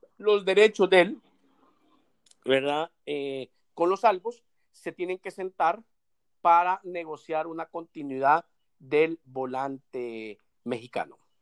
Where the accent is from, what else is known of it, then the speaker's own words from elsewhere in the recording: El Salvador; como salvadoreño